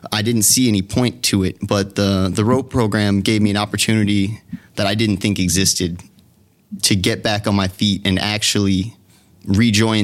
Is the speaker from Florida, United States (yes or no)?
yes; Florida, United States; moved away as an adult; now in Detroit, United States; I grew up mostly down in Florida